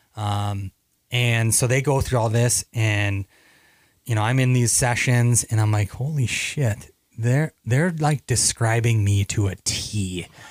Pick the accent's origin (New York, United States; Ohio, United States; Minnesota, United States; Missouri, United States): Minnesota, United States; Mankato; also born or lived in Duck Lake; growing up in Mankato